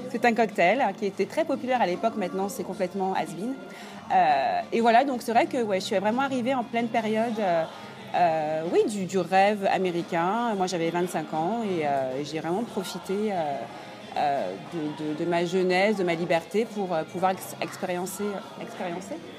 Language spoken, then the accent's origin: French; Paris, Île-de-France, France; moved away as an adult; now in New York, United States; je suis arrivée en tant que parisienne